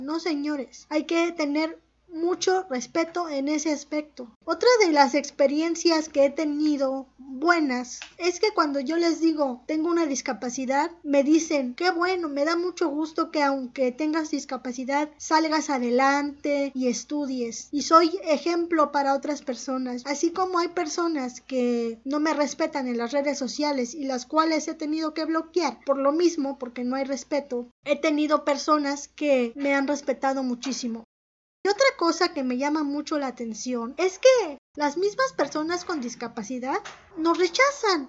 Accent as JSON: {"language": "Spanish", "region": "Mexico City", "country": "Mexico", "tie": "born or raised there", "moved": "yes", "lives_now": "Nuevo Laredo, Mexico", "said": "Nací en la Ciudad de México, pero actualmente radico en Nuevo Laredo, Tamaulipas."}